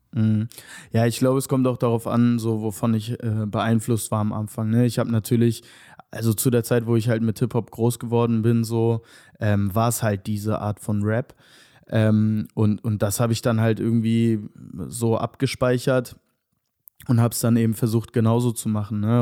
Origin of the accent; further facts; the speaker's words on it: Hanover, Lower Saxony, Germany; moved away as an adult; now in Berlin, Germany; ich komme aus Hannover ursprünglich. Ähm, genau, ich bin da geboren und aufgewachsen